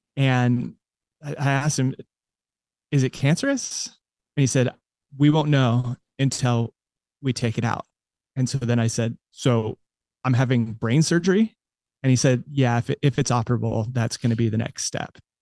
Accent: United States; I grew up in America

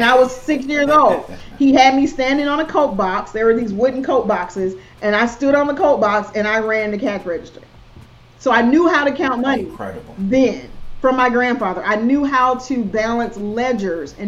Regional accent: South Georgia, United States; accent: Southern; I'm from South Georgia, so it's my Southern accent. I have a Southern accent, and I'm okay with it.

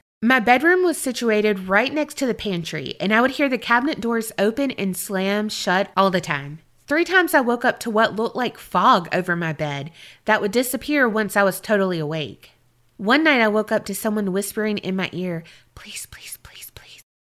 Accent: Blackstone, Massachusetts, United States; This story actually happened in my hometown of Blackstone, Massachusetts.

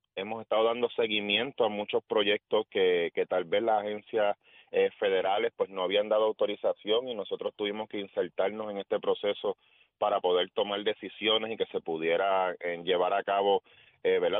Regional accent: Guánica, Puerto Rico; moved away as an adult; now in Mayagüez, Puerto Rico; Yo, yo nací en Guánica y eso, eso está claro. Yo a mis 18 años me mudé para Mayagüez para estudiar en el colegio

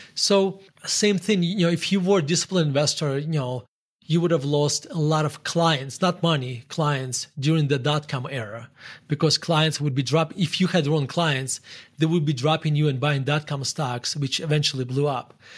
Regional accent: Murmansk, Murmansk Oblast, Russia; English is a second language; moved away as an adult; now in United States; So I grew up in, um, in Murmansk, Russia.

